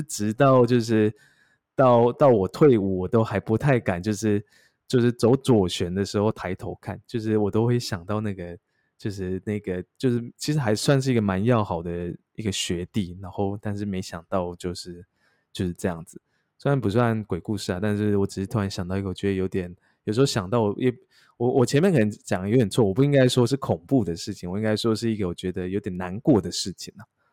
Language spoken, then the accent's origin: Chinese; Taichung, Taiwan; 我是海军嘛，然后而且因为海军又比较衰，因为我是台中人